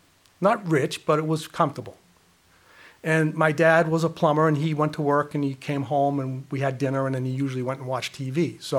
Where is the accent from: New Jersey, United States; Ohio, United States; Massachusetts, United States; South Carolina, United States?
Massachusetts, United States; Worcester; Let me share my testimony with you. I grew up in Worcester, had a mother and father, have a mother, they're still alive, they're 93.